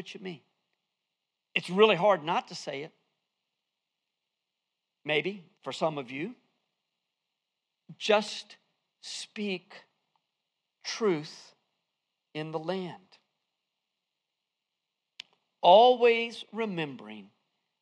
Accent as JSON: {"language": "English", "town": "Fuquay-Varina", "region": "North Carolina", "country": "United States", "accent": "southern", "said": "I'm from Fuquay Varina."}